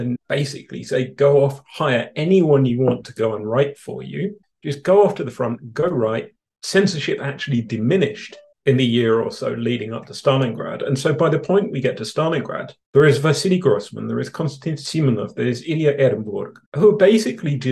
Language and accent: English; London, United Kingdom; born or raised there; now in Canada